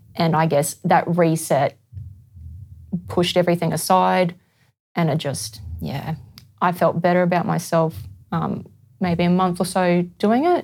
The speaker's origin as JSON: {"language": "English", "town": "Brisbane", "region": "Queensland", "country": "Australia", "said": "I'm from Brisbane."}